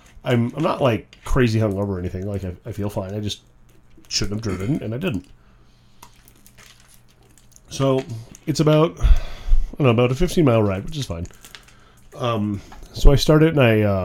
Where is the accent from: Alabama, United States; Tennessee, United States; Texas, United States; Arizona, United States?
Arizona, United States; White Mountains; now in Phoenix, United States; growing up in the White Mountains